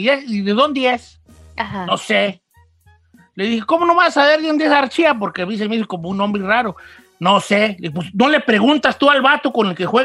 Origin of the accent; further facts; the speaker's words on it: Mexico; yo soy mexicano